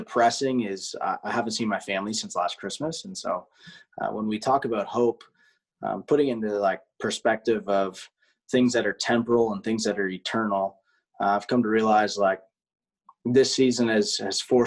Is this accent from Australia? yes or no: no; Canada; now in United States; as a Canadian living in the U.S.